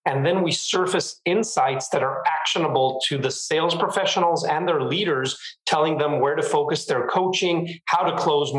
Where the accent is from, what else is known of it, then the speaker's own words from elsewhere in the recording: Israel; moved away as an adult; now in San Francisco Bay Area, United States; I was born and raised in Israel, and I have been living in the San Francisco Bay Area for the last 4 years